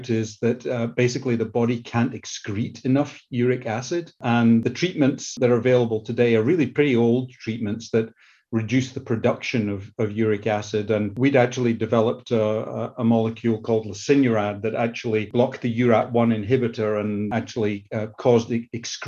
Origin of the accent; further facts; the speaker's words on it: Scotland, United Kingdom; accent: Scottish; moved away as an adult; now in United States; Started off my career in the UK, that you can probably tell from my Scottish accent